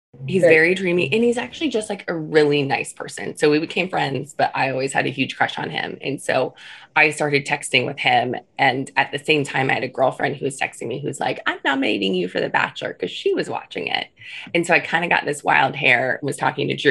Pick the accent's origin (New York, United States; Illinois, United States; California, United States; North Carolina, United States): Illinois, United States; outside of Chicago; moved away as an adult; also born or lived in Iowa City, Iowa; now in Phoenix, United States; I grew up in the Midwest. So I grew up outside of Chicago